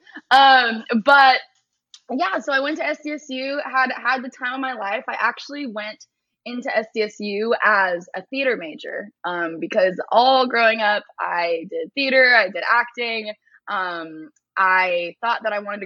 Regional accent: East Bay, San Francisco Bay Area, California, United States; moved away as an adult; also born or lived in San Diego; I was born and raised in the Bay Area, East Bay, San Francisco area.

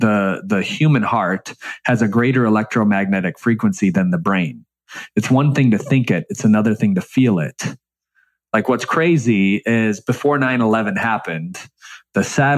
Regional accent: Michigan, United States; growing up in Michigan and you know, the bottom, very, very, very bottom of the middle class

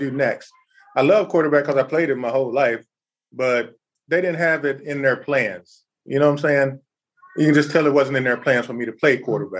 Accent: Texas, United States; I grew up in Texas

